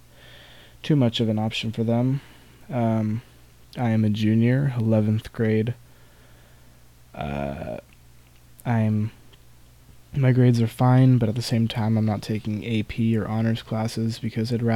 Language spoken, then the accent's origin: English; Campbell, California, United States; also born or lived in San Jose, California; I was born in San Jose and grew up and still am in Campbell, California